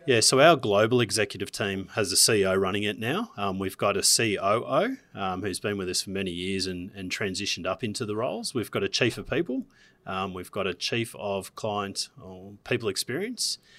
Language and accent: English; Gold Coast, Queensland, Australia; I'm from Queensland, from the Gold Coast of all places.